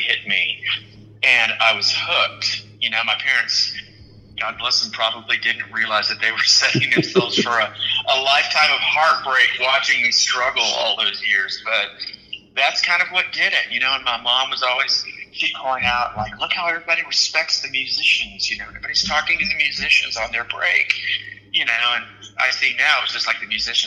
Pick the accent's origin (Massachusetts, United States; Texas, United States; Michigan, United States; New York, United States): Texas, United States; right outside of Houston; moved away as an adult; also born or lived in Austin; I grew up right outside of Houston